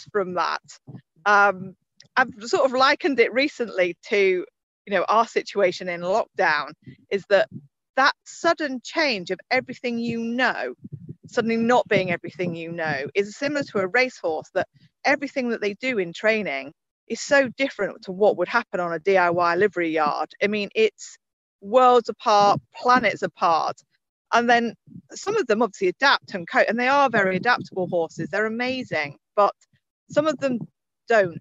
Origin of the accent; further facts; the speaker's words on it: Suffolk, East of England, United Kingdom; I grew up in Suffolk, not too far away from Newmarket